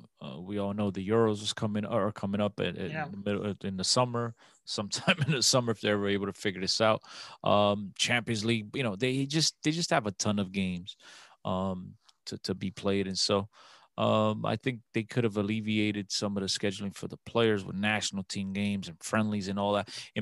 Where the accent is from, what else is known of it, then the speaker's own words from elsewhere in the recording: Newark, New Jersey, United States; And I start telling them, I'm from Newark. Like, oh, that's a huge community. I say, yeah, I think it's the biggest.